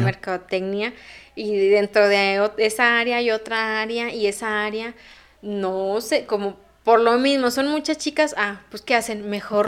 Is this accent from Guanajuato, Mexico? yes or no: yes; León, Guanajuato, Mexico; soy de León.